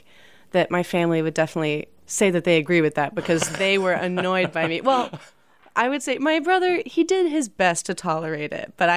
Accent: Austin, Texas, United States; also born or lived in Dallas / Los Angeles; I grew up in Austin

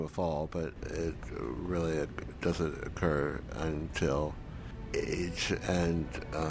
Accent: Hawaii, United States; moved away as an adult; also born or lived in Berlin; I traded Berlin for Hawaii because I was from Hawaii and knew Hawaii and loved Hawaii.

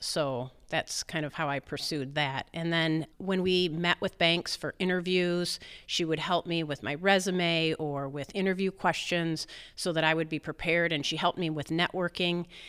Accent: East Jordan, Michigan, United States; East Jordan, um, my hometown, most people know it as East Jordan Ironworks.

